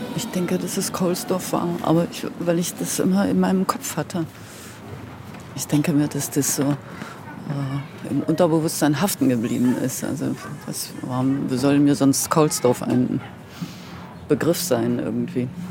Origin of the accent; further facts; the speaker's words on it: Halle, Saxony-Anhalt, Germany; Ich wollte jetzt nach Halle zurück, weil das war ja meine Heimatstadt.